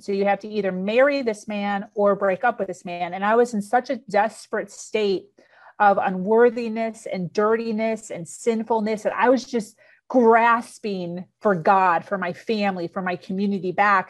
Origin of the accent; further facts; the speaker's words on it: suburbs of Chicago, Illinois, United States; now in Florida, United States; born and raised in Illinois, suburbs of Chicago